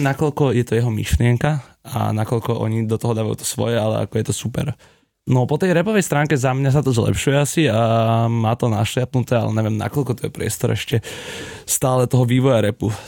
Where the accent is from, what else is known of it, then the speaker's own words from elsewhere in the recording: Slovakia; dva chalani zo Slovenska